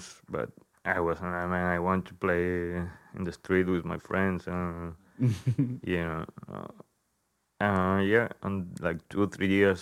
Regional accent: Ceuta, Spain; English is a second language; moved away as an adult; also born or lived in Seville, Spain / Greece / Cádiz, Spain; now in United States; I come from Spain, from the south. I was born in Ceuta, which is a small enclave in the North Africa

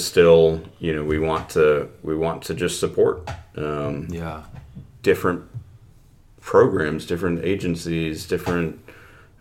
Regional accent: United States; I'm an American

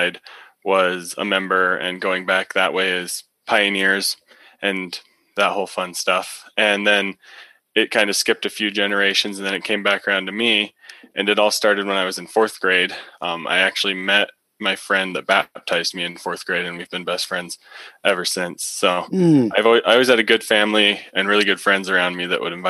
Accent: Roy, Utah, United States; also born or lived in Logan, Utah; I grew up in Roy, Utah, always lived in that area up around Ogden

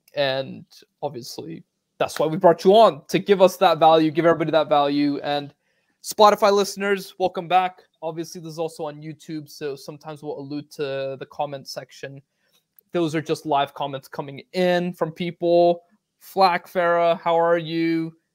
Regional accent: Northern Virginia, United States; I'm also from Northern Virginia

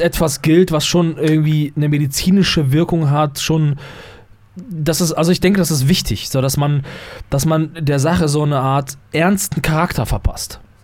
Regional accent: Germany; bei uns in Deutschland

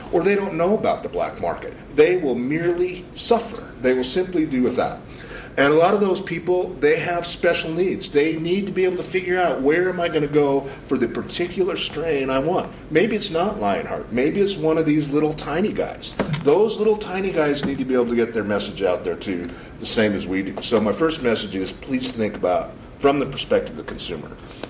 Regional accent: Missoula, Montana, United States; And I'm from Missoula.

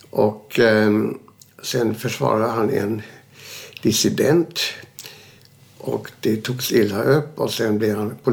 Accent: Neumünster, Schleswig-Holstein, Germany; born there; Jag är född 1931 i Neumünster, Schleswig-Holstein

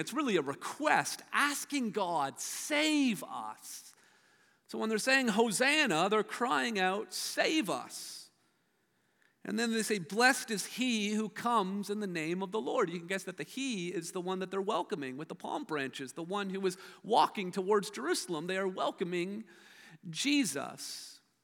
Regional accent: Hamilton, Ontario, Canada; I grew up in Steeltown and Hamilton.

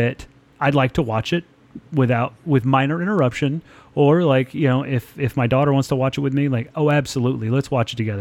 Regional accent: United States; also born or lived in Dallas, Texas; as an American living in America who only knows about living in the country in which I was born

